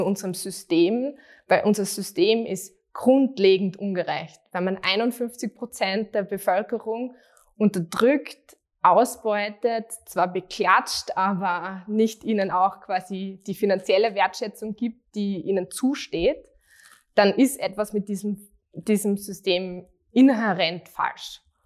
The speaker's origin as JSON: {"language": "German", "town": "Graz", "region": "Styria", "country": "Austria", "tie": "born or raised there", "said": "ich bin aufgewachsen und ähm, lebe immer noch in Straßgang und das ist born and raised."}